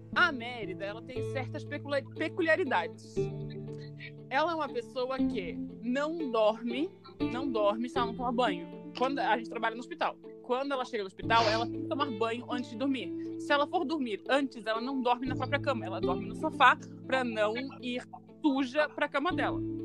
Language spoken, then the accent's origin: Portuguese; Brazil; a gente é brasileiro